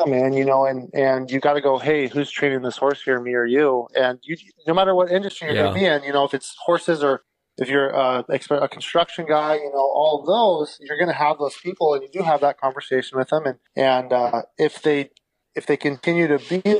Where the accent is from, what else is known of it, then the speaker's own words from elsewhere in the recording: Idaho, United States; I was born and raised in Idaho.